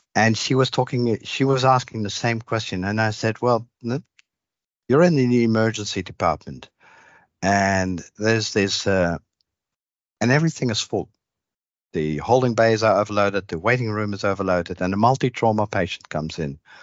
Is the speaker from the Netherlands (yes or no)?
yes; Netherlands; moved away as an adult; also born or lived in Maastricht, Netherlands; now in Australia; I grew up in the Netherlands